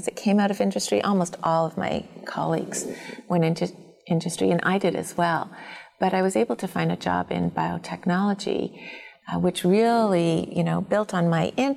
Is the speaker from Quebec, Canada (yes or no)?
no; Toronto, Ontario, Canada; I grew up in Toronto